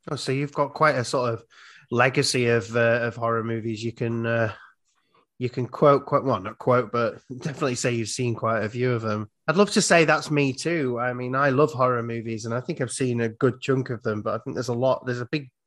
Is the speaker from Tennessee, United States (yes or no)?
no; Iowa, United States; I'm from Iowa. If you look at America, we're like right in the middle.